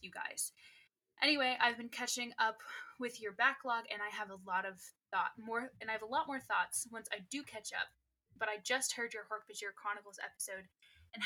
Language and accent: English; England, United Kingdom; I'm British, that I'm English